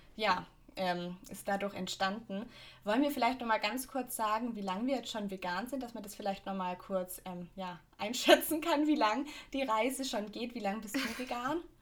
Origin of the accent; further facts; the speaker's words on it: Augsburg, Bavaria, Germany; bei uns in Augsburg